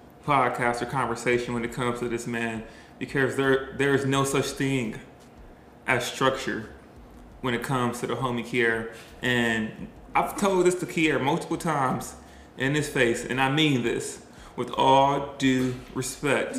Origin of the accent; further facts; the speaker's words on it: Milwaukee, Wisconsin, United States; moved away as an adult; also born or lived in College Station / Dallas / Waco / Washington, D.C.; Milwaukee is in Wisconsin, but I grew up in Milwaukee, and Milwaukee is completely different